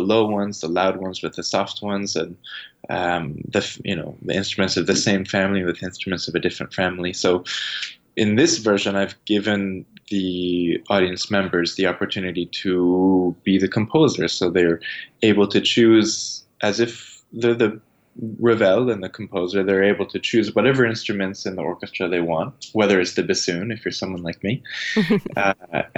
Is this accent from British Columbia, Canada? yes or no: no; Toronto, Ontario, Canada; I'm from Toronto and I grew up in the city